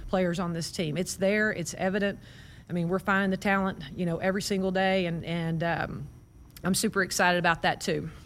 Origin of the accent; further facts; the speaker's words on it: Waco, Texas, United States; moved away as an adult; now in Nebraska, United States; I grew up in Waco